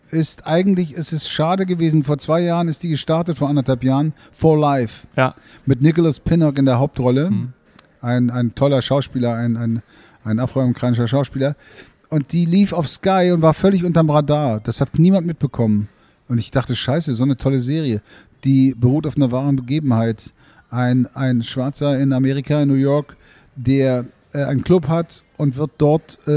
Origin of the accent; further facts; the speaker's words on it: Berlin, Germany; ich bin ja aus Berlin und ich wurde aus Berlin nach Hamburg geholt.